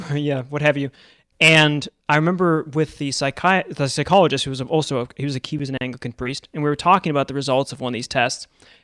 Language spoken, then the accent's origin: English; Buffalo, New York, United States; Well, I grew up in Buffalo, New York, so Catholics were just kind of always around, I suppose.